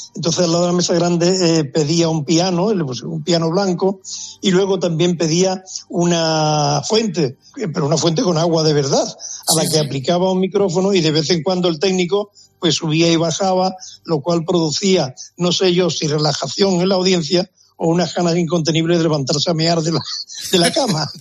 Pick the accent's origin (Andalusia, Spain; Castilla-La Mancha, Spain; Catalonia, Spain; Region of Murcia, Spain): Andalusia, Spain; cómo somos los andaluces